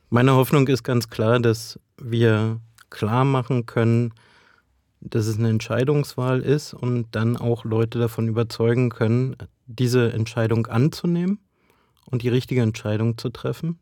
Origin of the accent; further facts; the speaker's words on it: Brandenburg, Germany; ich komme ja aus Ostdeutschland, aus Brandenburg